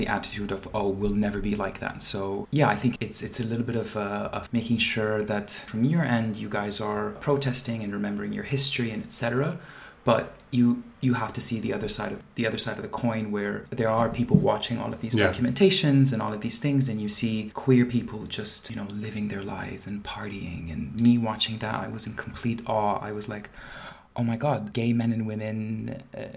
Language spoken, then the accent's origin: English; Dubai, United Arab Emirates; moved away; growing up in Dubai and growing up in a Muslim family